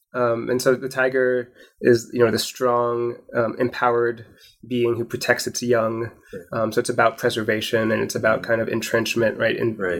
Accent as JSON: {"language": "English", "town": "Portland", "region": "Oregon", "country": "United States", "tie": "born or raised there", "said": "I was born in Portland, Oregon"}